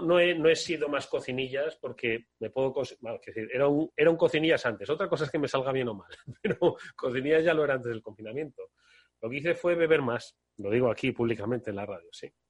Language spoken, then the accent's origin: Spanish; Extremadura, Spain; mi pueblo, Extremadura